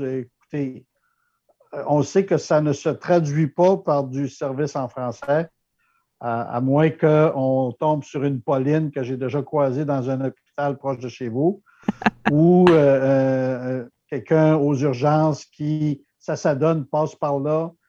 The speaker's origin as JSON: {"language": "French", "country": "Canada", "accent": "francophone", "first_language": "French", "lives_now": "Victoria, Canada", "said": "je suis Canadien-Français"}